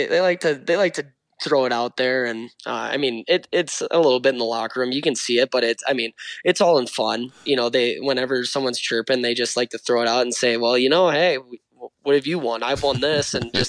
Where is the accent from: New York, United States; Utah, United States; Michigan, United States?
Utah, United States; I grew up really quick in Utah, understanding like, hey, this is the real world.